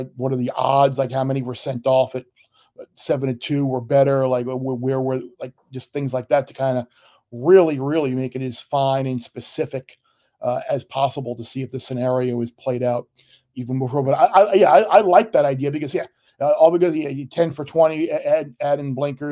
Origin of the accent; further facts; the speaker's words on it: Long Island, New York, United States; also born or lived in Miami; Growing up on Long Island, out in East Purchase